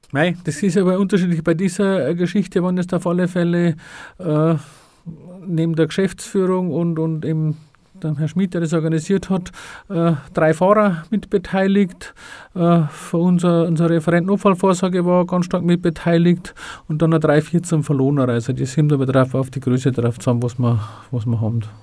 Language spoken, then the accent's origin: German; Freyung, Bavaria, Germany; in der Kreisgliederung Freiung, wo ich ursprünglich eigentlich herkäme